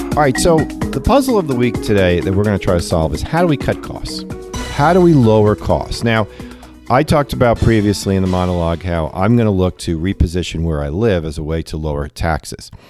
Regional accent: New York, United States; now in Cincinnati area, United States; I'm a New Yorker at heart and 'cause I, you know, grew up in New York

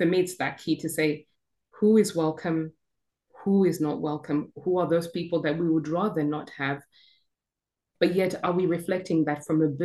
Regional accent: Zimbabwe; now in United Kingdom; I'm from Zimbabwe, born and bred

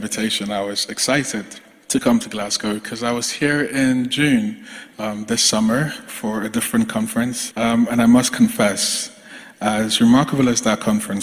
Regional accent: Nigeria; as a Nigerian myself, as someone who had grandparents that lived under essentially

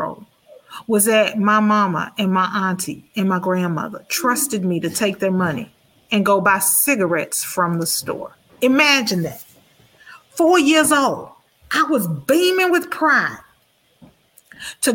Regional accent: Houston, Texas, United States; I grew up in Fifth Ward Kelly Court Projects

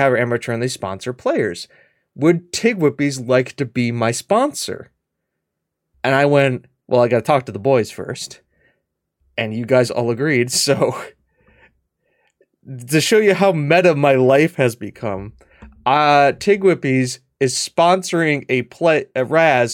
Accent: United States; I'm an American.

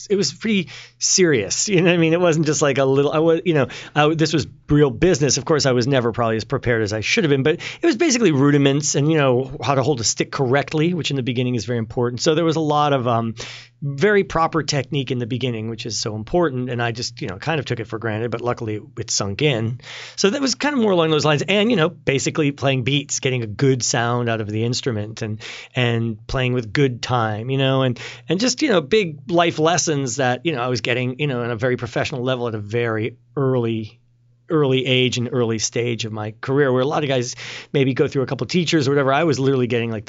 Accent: Potsdam, New York, United States; moved away as an adult; also born or lived in Miami / Boston; now in Los Angeles, United States; my parents are professors at a college in Potsdam, New York, where I'm from, which is really close to the Canadian border

